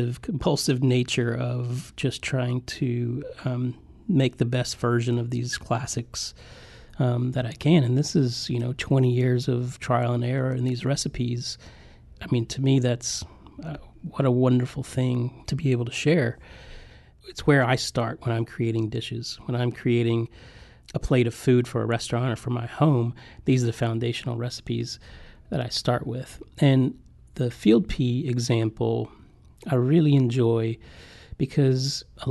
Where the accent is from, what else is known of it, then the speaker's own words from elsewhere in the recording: Appalachian Mountains, southwestern Virginia, United States; now in Charleston, United States; I grew up way back in the Appalachian Mountains near Kentucky in the southwestern corner of Virginia.